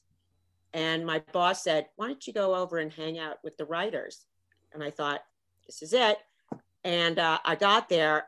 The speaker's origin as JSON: {"language": "English", "area": "Marion County", "region": "Indiana", "country": "United States", "tie": "born or raised there", "moved": "as an adult", "said": "I grew up in Indiana. I don't like to brag, but Marion County, Indiana"}